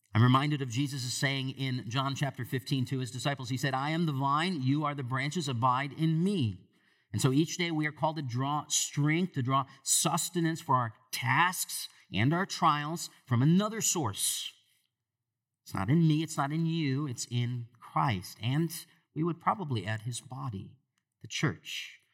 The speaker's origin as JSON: {"language": "English", "region": "Michigan", "country": "United States", "tie": "born or raised there", "moved": "yes", "said": "I grew up in Michigan"}